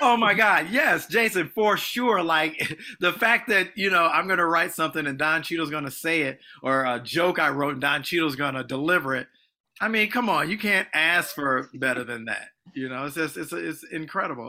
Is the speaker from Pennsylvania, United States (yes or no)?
no; Illinois, United States; moved away as an adult; also born or lived in Los Angeles; grew up in Illinois, a small town